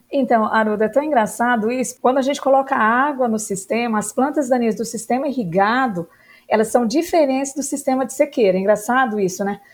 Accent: Uberlândia, Minas Gerais, Brazil; moved away as an adult; also born or lived in Lavras / Jaboticabal; now in Brasília, Brazil; Eu comecei a minha atividade, a minha vida no Cerrado, que é Uberlândia, que é a região do Triângulo Mineiro, Cerrado

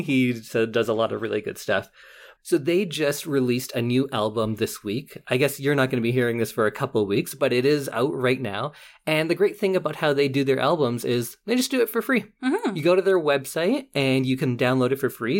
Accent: Edmonton, Alberta, Canada; I'm from West Edmonton

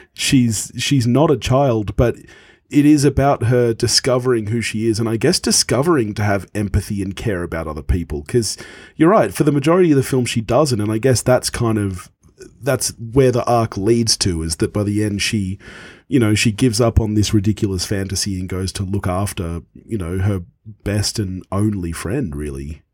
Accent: Australia; when I was a kid, you know, obviously growing up in Australia

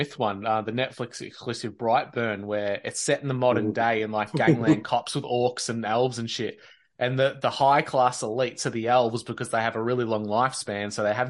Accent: Australia; as an Australian

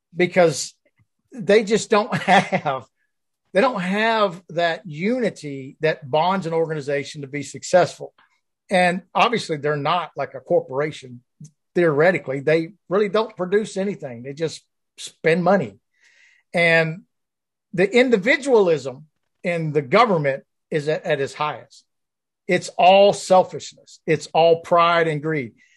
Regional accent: the South, United States; I grew up in the South

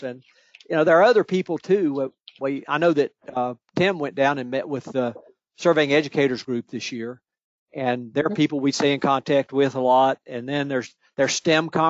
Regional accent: Virginia, United States; my home state in Virginia

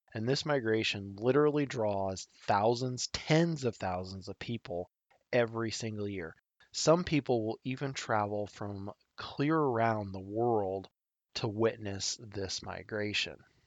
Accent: Nebraska, United States; my home state of Nebraska

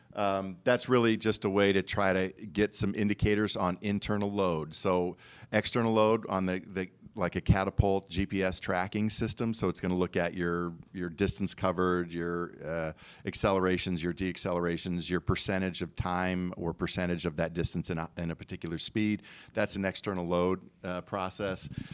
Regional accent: Iowa, United States; also born or lived in Tucson, Arizona; now in Knoxville, United States; growing up in Iowa

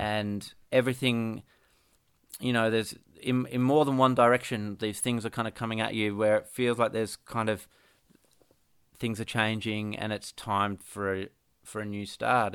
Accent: Perth, Western Australia, Australia; now in Ocean Grove, Australia; I grew up in Perth

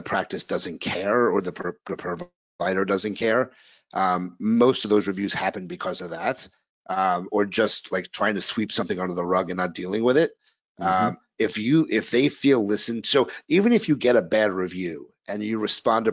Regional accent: New York, United States; also born or lived in New Orleans; now in Philadelphia, United States; I'm a New Yorker living in Philadelphia

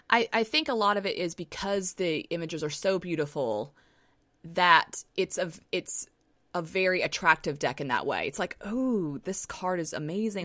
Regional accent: Southern, United States; accent: Southern; my Southern accent just came out

